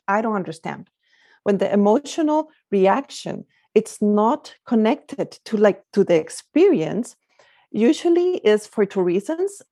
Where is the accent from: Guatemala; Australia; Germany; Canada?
Guatemala; moved away as an adult; also born or lived in France / Singapore / Belgium / Spain; now in California, United States; I'm originally from Guatemala, that's where I grew up